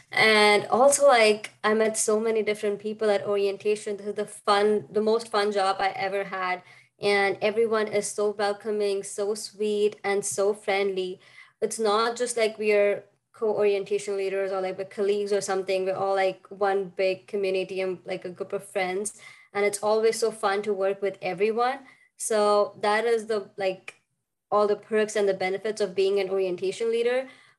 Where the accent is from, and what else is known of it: India; English is a second language